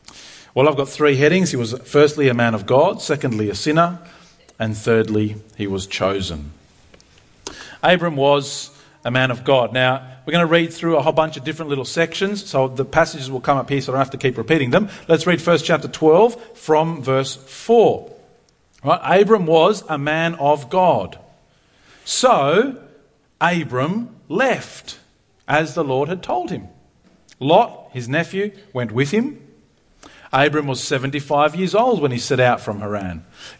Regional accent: Argentina; I'm a missionary kid. I grew up in Argentina, if you didn't know that. My parents have been missionaries all of my life, really.

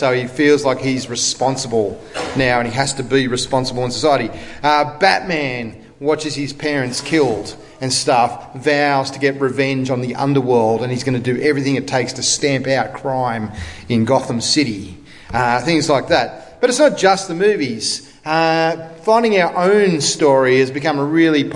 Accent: Australia; I'm an Australian because my parents decided to emigrate from England, right, in the 60s, and I was born here

